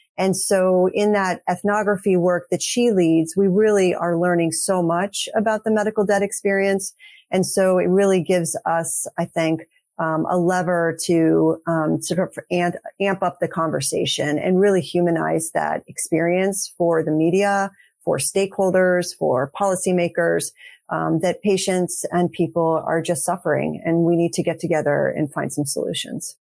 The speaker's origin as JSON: {"language": "English", "town": "St. Louis", "region": "Missouri", "country": "United States", "tie": "born or raised there", "also_born_or_lived": "Texas", "moved": "as an adult", "lives_now": "Boston, United States", "said": "I actually grew up in St. Louis. So we're actually both from the Midwest, but I'm now actually based in Boston, Massachusetts."}